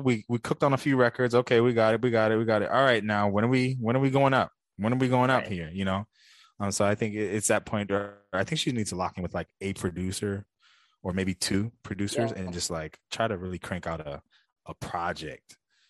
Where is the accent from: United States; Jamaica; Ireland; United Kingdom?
Jamaica; I mean, for Talia, I'm Jamaican. So I'm always, you know, rooting for my people to do something great.